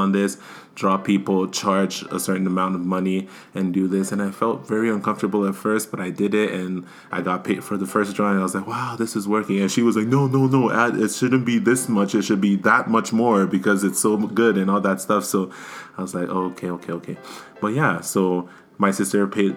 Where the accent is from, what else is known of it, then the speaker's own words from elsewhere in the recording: Nigeria; now in Canada; I'm from Nigeria, like you, my sister, Dada Pepple.